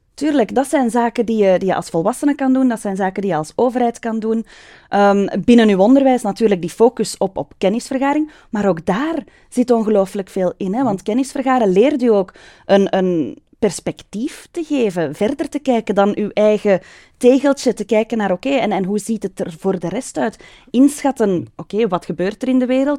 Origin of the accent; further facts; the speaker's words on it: Mechelen, Flanders, Belgium; now in Hombeek, Belgium; Ik ben geboren en getogen Mechelesse, een echte manenblusser